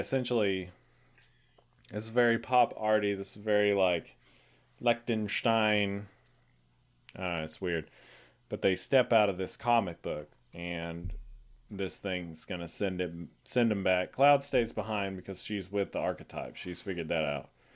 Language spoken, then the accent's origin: English; Texas, United States; I'm Texan